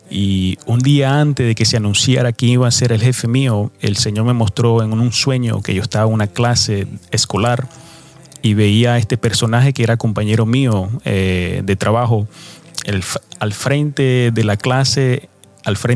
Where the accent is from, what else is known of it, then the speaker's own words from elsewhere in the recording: New York City, New York, United States; now in Providence, United States; Yo crecí en Nueva York eh, cuando mis padres migraron a los Estados Unidos de América. Ellos, eh, nosotros vivimos eh, por un largo tiempo en Nueva York. Ya después en el 2003 me mudé a esta ciudad de Providence, estado de Rhode Island.